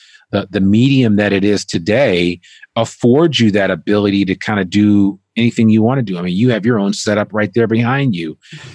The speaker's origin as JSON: {"language": "English", "region": "northern New Jersey", "country": "United States", "tie": "born or raised there"}